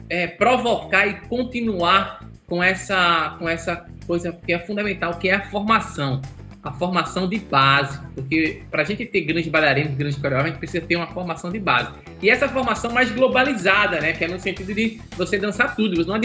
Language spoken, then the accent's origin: Portuguese; Recife, Pernambuco, Brazil; quando eu voltei para Recife, eu voltei tão feliz de estar voltando para minha terra, voltei tão feliz de estar voltando perto da minha família, minha avó, meus tios, minha